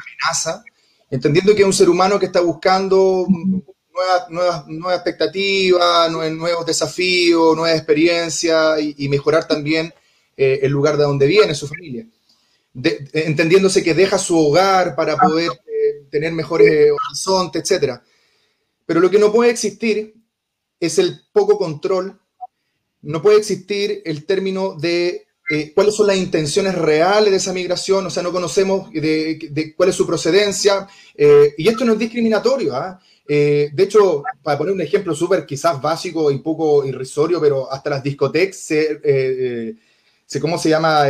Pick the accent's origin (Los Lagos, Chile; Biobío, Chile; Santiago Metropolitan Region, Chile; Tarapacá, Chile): Santiago Metropolitan Region, Chile; Conchalí; also born or lived in Independencia; nací en Conchalí, pero tuve mi infancia y mi niñez compartida entre Conchelí e Independencia